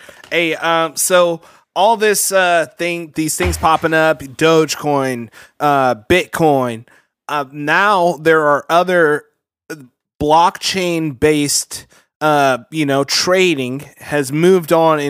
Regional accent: United States; I am African American technically. Like my roots is from Africa, but like I'm black because I'm from America.

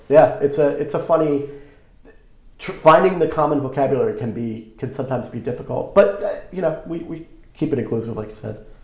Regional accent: Long Island, New York, United States; growing up on Long Island

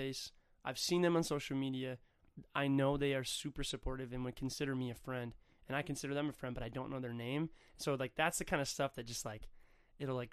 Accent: Hudson, Wisconsin, United States; also born or lived in Stillwater, Minnesota / Minneapolis, Minnesota; my hometown, Hudson, Wisconsin, Stillwater, Minnesota

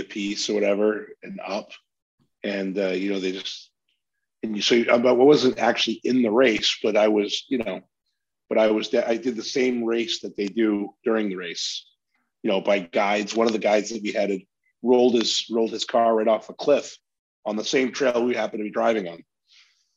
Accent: Maine, United States; where I grew up in Maine.

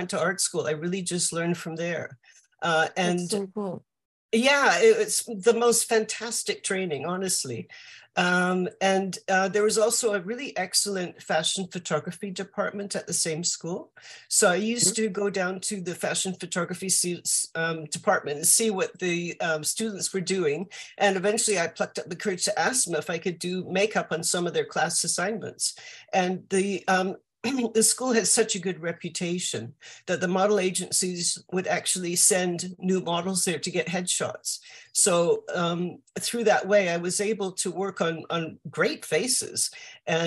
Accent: Vancouver, British Columbia, Canada; moved away as an adult; I grew up in Vancouver in Canada.

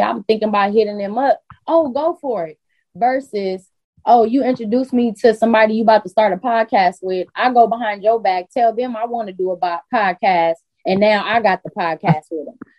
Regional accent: Carson, California, United States; also born or lived in Los Angeles; I'm from Carson, but Carson is probably like 10, maybe 20 minutes away from

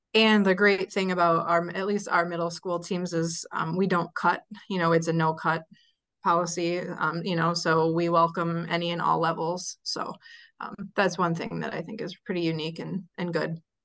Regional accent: Sun Prairie, Wisconsin, United States; Sun Prairie here in my hometown

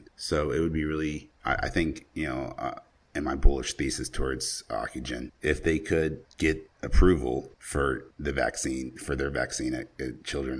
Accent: South Carolina, United States; now in Florida, United States; I went back to my hometown in South Carolina

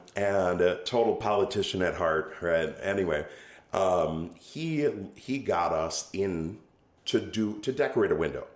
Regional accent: Oshkosh, Wisconsin, United States; also born or lived in Omro, Wisconsin; now in Ripon, United States; born and raised in Oshkosh

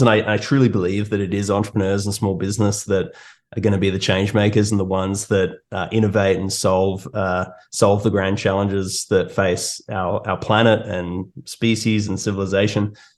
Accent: Australia; moved away as an adult; now in Toronto, Canada; as you can hear from my accent, I'm uh, I'm from Australia, and uh, I moved to Toronto about four or so years ago.

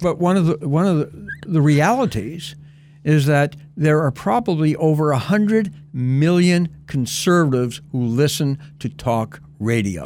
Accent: Canada; also born or lived in Texas; my wife and I are Cana-, well, you know, we're Canadians

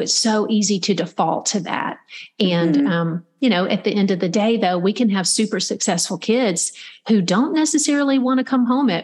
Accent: Middle Georgia, United States; I grew up in Middle Georgia

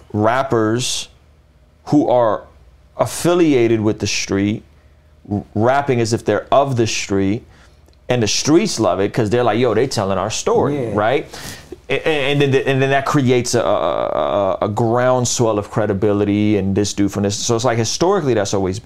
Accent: Oceanside, California, United States; I grew up in Vista Oceanside

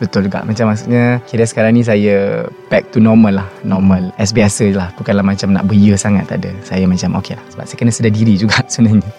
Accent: Tawau, Sabah, Malaysia; moved away as an adult; now in Kuala Lumpur, Malaysia; saya berasal daripada Tawau Sabah dan menetap dekat Kuala Lumpur since study lagi lah until now

